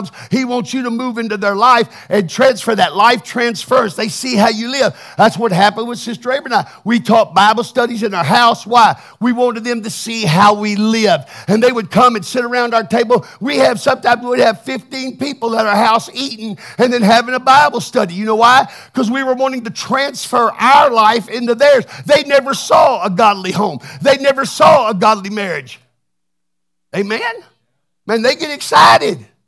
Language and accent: English; Texas, United States; I'm from Texas